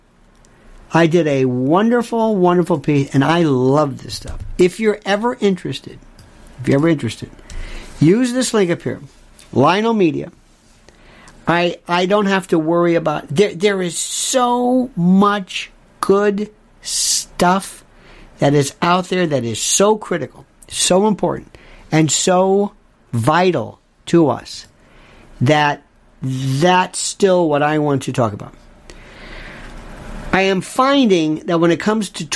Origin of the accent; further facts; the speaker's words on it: United States; I'm an American.